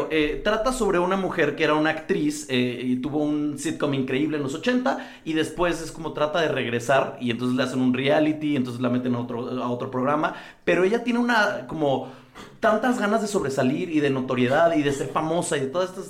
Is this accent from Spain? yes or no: no; Mexico; aquí en México